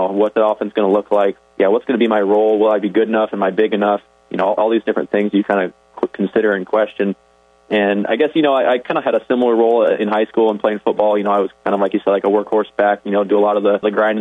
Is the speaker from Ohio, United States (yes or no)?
no; Orange City, Iowa, United States; I grew up in Orange City, so I was right in the neighborhood